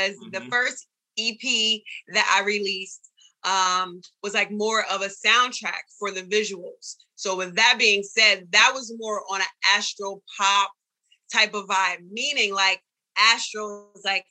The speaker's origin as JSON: {"language": "English", "region": "Delaware", "country": "United States", "said": "I'm from Delaware, which is down the street from Philly."}